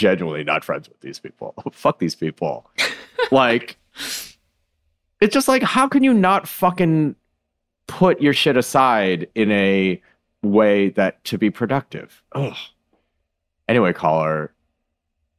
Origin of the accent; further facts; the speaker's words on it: Midwest, United States; moved away; I grew up in the Midwest around a lot of people like